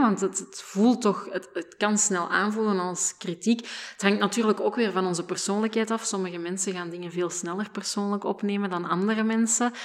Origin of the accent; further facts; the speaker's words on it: Flanders, Belgium; als Vlamingen